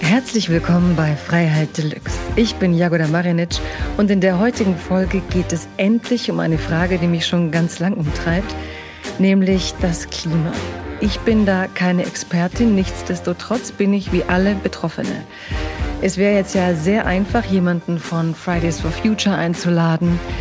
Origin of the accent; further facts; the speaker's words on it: Stuttgart, Baden-Württemberg, Germany; ich komme ja aus Stuttgart